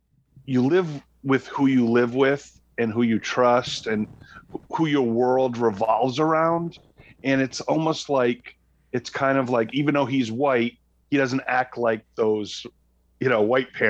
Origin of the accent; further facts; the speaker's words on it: Rhode Island, United States; I can't even speak. I'm from Rhode Island.